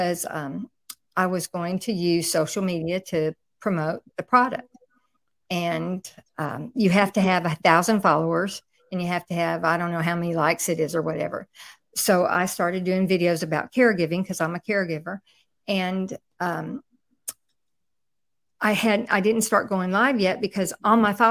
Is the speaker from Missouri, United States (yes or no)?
no; Houston, Texas, United States; I'm from Houston, Texas